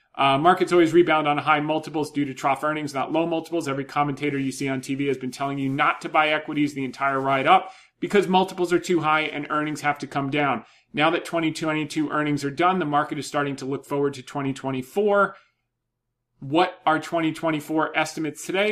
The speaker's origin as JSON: {"language": "English", "region": "New Jersey", "country": "United States", "tie": "born or raised there", "moved": "yes", "said": "I grew up in Jersey"}